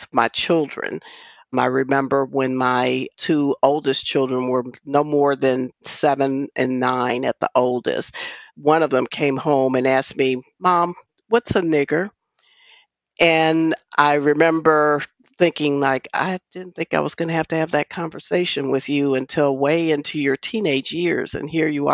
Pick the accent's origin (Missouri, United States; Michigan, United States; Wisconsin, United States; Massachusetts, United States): Wisconsin, United States; I grew up in Wisconsin.